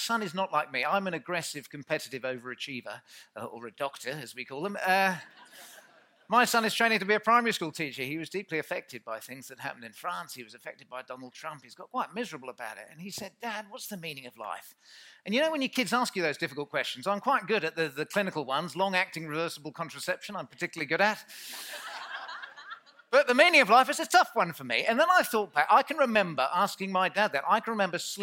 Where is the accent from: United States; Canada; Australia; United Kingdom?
United Kingdom; we're British